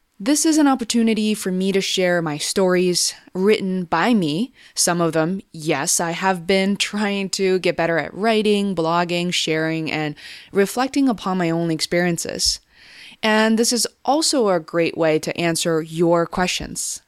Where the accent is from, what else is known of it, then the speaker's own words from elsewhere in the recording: Beijing, China; growing up in China in the 90s